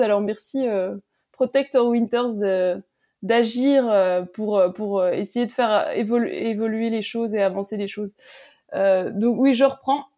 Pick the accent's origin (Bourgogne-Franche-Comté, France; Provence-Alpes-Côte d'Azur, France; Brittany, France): Bourgogne-Franche-Comté, France; Métabief, Jura; la station de Métabier dans le Jura, bon, c'est ma terre natale